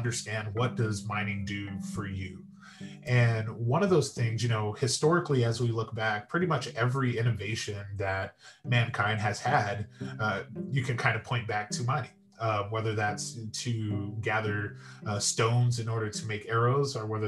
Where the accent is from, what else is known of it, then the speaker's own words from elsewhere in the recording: San Diego, California, United States; moved away as an adult; also born or lived in Las Vegas, Nevada; now in Henderson, United States; I was born and raised in San Diego and attended San Diego State for undergraduate degree, and grew up in San Diego and eventually moved to Las Vegas